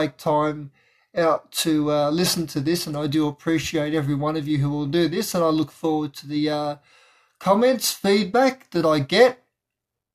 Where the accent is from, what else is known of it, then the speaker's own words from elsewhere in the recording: Melbourne, Victoria, Australia; I'm from Melbourne, Victoria, Australia